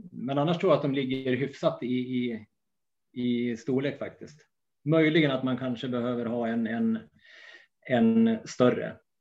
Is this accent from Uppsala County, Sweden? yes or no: no; Gästrikland, Gävleborg County, Sweden; jag är ju från Gästrikland